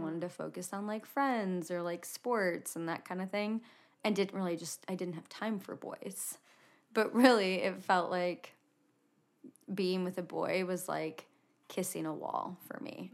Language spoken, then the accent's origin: English; Indiana, United States; moved away as an adult; now in Utah, United States; I was born and raised in a pretty small town in Indiana